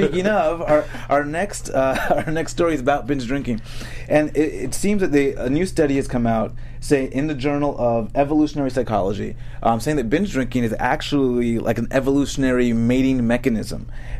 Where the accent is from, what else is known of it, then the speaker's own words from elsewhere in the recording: Boston, Massachusetts, United States; I'm from Boston.